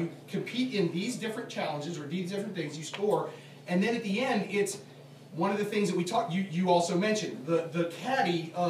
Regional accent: Atlanta, Georgia, United States; I'm from Atlanta

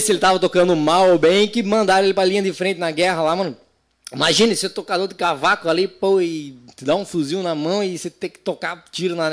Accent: Paraná, Brazil; born there; num território chamado Cantu Quiriguaçu, onde eu nasci, hein né? Meus parentes ali, tudo.

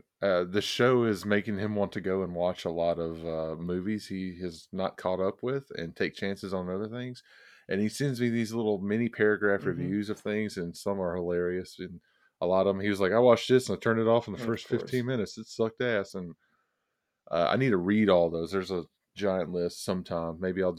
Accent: the South, United States; we're all from the South

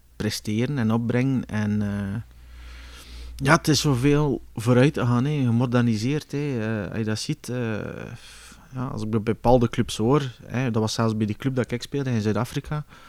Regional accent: Bruges, Flanders, Belgium; moved away as an adult; also born or lived in Kortrijk; now in South Africa; ik ben uiteindelijk opgegroeid in Brugge

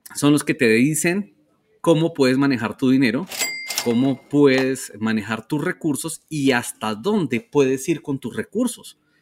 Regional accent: Colombia; somos orgullosamente colombianos.

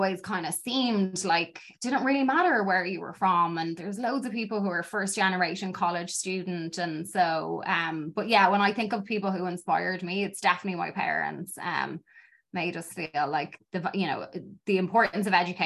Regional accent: Dublin, Leinster, Ireland; moved away as an adult; now in Chicago, United States; growing up in Dublin

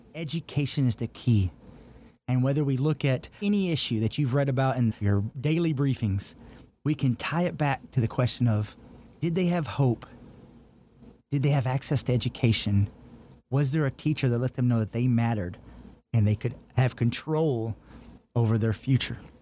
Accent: Texas, United States; now in Pennsylvania, United States; as this Texan

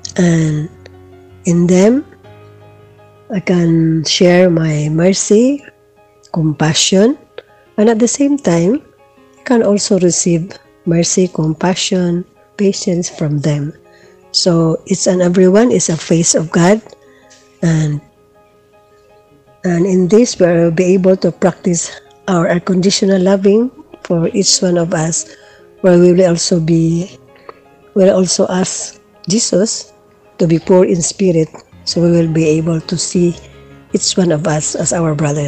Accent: Philippines; from the Philippines.

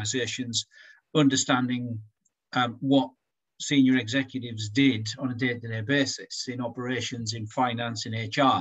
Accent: Durham, North East England, United Kingdom; And I'm from Durham too

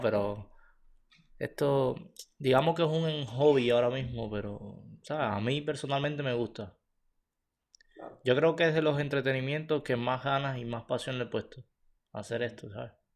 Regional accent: Cuba; moved away as an adult; now in Canada; Nosotros salimos de Cuba, directo para aquí

